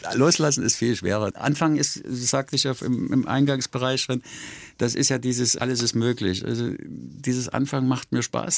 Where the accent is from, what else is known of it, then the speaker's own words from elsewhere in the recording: Dresden, Saxony, Germany; moved away as an adult; also born or lived in Großhennersdorf / West Berlin / West Germany; now in Basel, Switzerland; nach Dresden zu fahren und meine Heimat, meine Großeltern, bin meinen Großeltern groß geworden